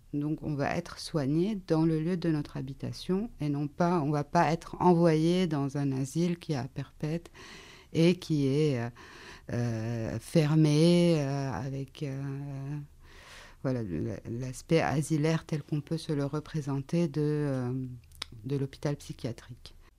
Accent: Lebanon; now in France; au, Liban et là où j'ai grandi

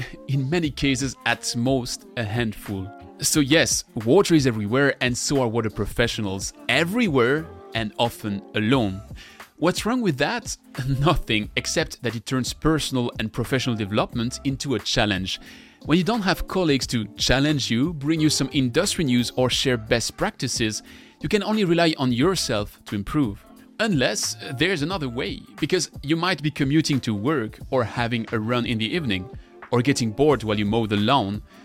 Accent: France; accent: French; English is a second language; my annoying French accent

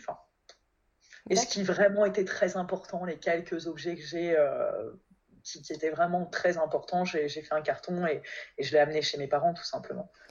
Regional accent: Valenciennes, Hauts-de-France, France; moved away as an adult; also born or lived in Alsace / Kobe, Japan; now in Paris, France; je suis originaire du Nord à la base, de Valenciennes

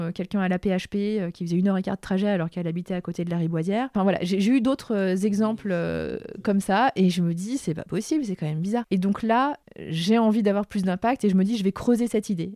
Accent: Lyon, Auvergne-Rhône-Alpes, France; c'était à la Altony Garnier à Lyon, et je suis lyonnaise

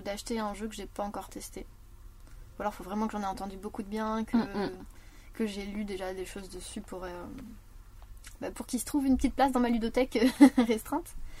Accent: Parthenay, Nouvelle-Aquitaine, France; je viens de Partenay

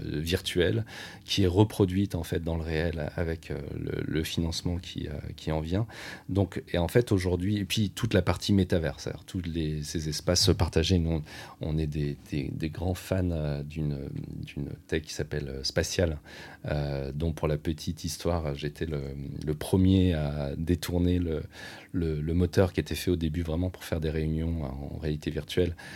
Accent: France; en tant que Français

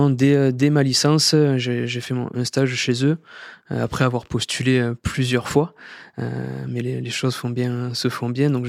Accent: Occitania, France; j'ai eu la chance de grandir dans cette, dans cette belle ville et de travailler à, à peine 5 minutes de, de la ville de Sète

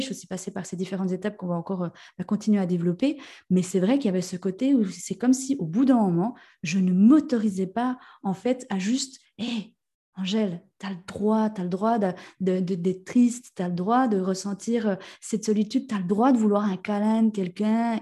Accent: Jura, Switzerland; accent: jurassien; j'ai un bon accent jurassien

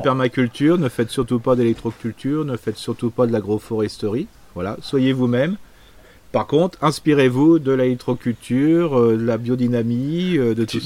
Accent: Alsace, Grand Est, France; en tant qu'Alsacien

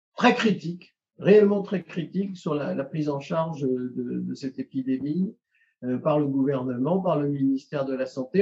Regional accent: Paris, Île-de-France, France; moved away as an adult; now in Carcassonne, France; J'ai fait mes études, euh, toutes mes études, y compris radiologie à Paris

